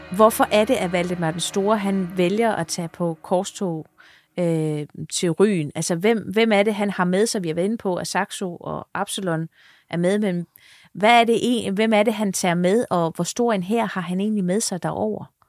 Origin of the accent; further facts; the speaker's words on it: Funen, Southern Denmark, Denmark; nu er jeg jo født Fynbo